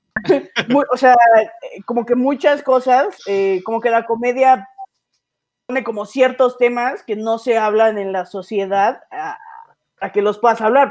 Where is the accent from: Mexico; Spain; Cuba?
Mexico; Mexico City; soy comediante, tengo 24 años, soy de la Ciudad de México.